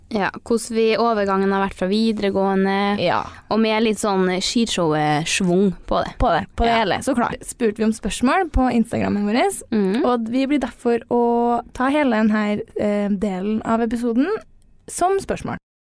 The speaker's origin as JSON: {"language": "Norwegian", "town": "Trondheim", "region": "Trøndelag", "country": "Norway", "said": "Jeg er jo fra Trondheim og studerer i Trondheim, så jeg har jo hele livet mitt her."}